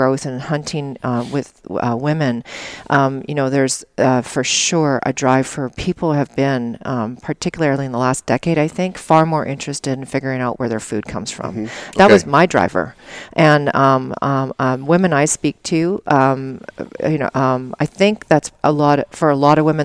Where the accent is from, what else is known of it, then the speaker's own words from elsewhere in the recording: Alberta, Canada; moved away; I grew up in Alberta and Canada